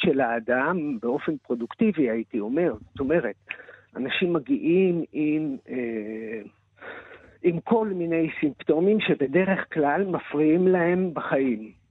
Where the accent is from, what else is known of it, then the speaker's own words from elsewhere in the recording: Israel; אני נולדתי בקיבוץ